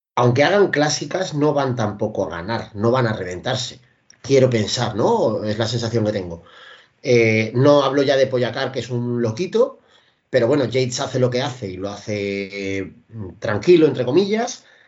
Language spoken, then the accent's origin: Spanish; Parvallón, Cantabria, Spain; El boquerón de Parvallón, que es mi pueblo originario